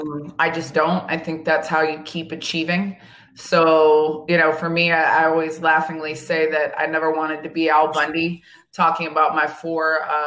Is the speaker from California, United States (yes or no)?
no; Vero Beach, Florida, United States; moved away as an adult; also born or lived in Boston; I'm from Vero Beach, Florida.